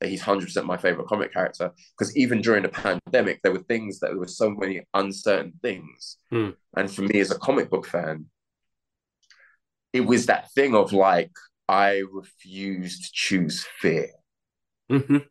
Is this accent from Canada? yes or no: no; London, United Kingdom; As a working class black man from an inner city, I'm from London